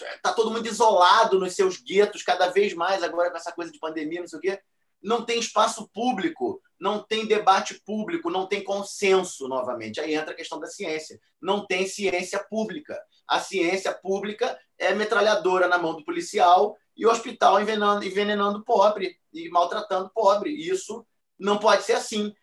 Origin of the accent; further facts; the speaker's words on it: Rio de Janeiro, Brazil; Copacabana, é de onde eu venho